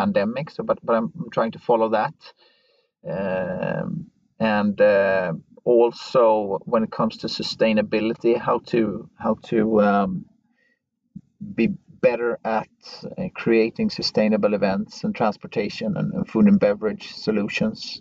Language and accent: English; West Coast of Sweden, Sweden; now in Stockholm, Sweden; I'm from the West Coast, even though I live in Stockholm.